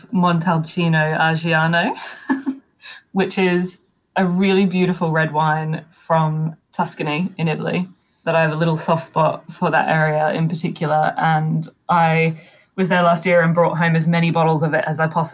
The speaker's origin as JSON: {"language": "English", "country": "Australia", "said": "I'm Australian"}